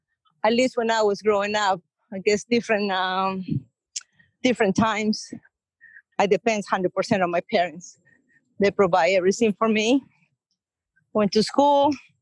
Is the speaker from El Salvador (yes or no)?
yes; El Salvador; English is a second language; moved away as an adult; now in United States; Very slow compared here to the States. Went to high school there. I did 2 years of college, but I never finished.